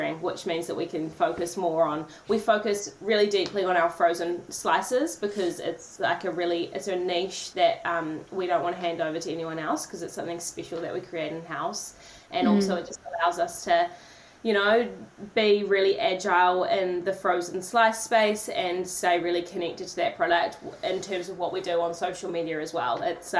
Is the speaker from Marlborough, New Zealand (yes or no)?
no; Tauranga, Bay of Plenty, New Zealand; also born or lived in Auckland; I was born in Tauranga, went to Auckland University to study for 3 years